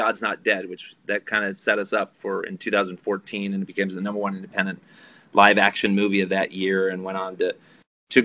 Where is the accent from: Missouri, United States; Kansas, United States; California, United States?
Kansas, United States; Dodge City; moved away as an adult; now in Los Angeles, United States; Well, I'm from Dodge City, Kansas, and I moved to Los Angeles when I was 19.